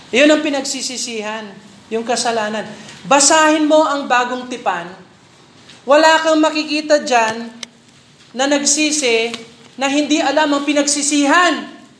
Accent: Philippines; bilang Pilipino

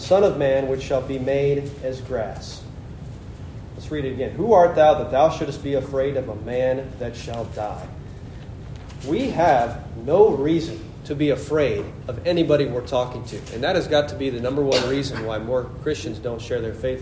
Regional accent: Nebraska, United States; moved away as an adult; I'm from Nebraska too.

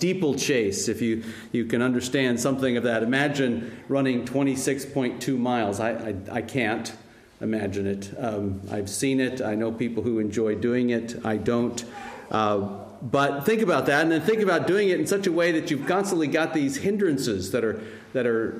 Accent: United States; I'm American

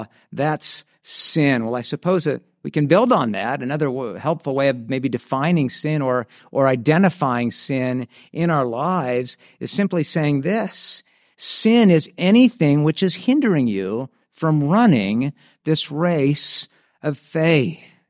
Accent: San Diego, California, United States; Where I grew up in San Diego, there was a popular hiking place called Cowles Mountain.

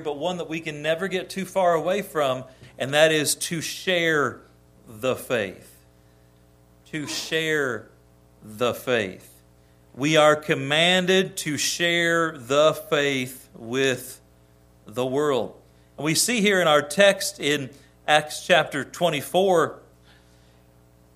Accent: United States; as an American

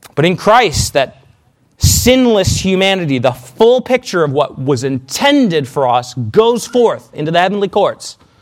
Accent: Canada; moved away; I'm Canadian

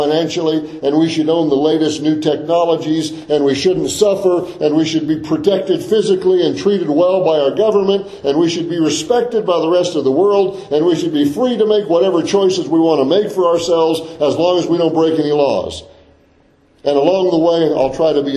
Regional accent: United States; I was born in the United States of America. I'm an American citizen

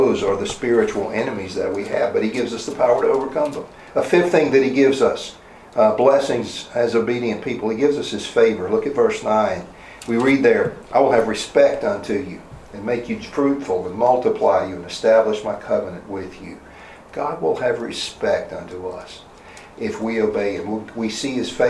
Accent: the South, United States; I grew up in the South

